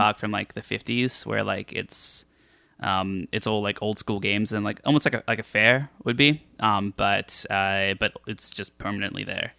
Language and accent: English; Australia; I'm Australian